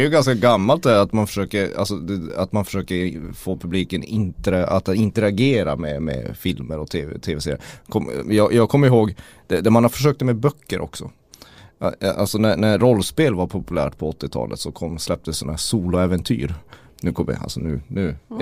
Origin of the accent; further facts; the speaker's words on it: Kiruna, Norrbotten County, Sweden; som vi säger i Kiruna